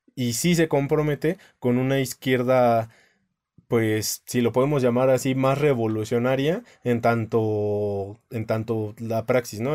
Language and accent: Spanish; Mexico; como mexicana